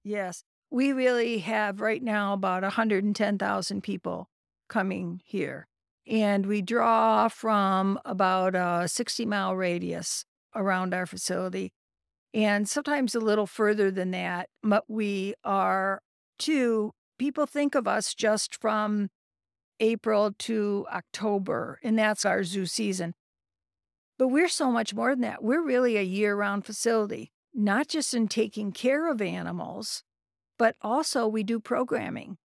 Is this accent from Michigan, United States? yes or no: yes; Carrollton, Michigan, United States; moved away as an adult; also born or lived in Ohio / Indiana / California; now in Saginaw, United States; I grew up in Carleton, graduated from Carleton High School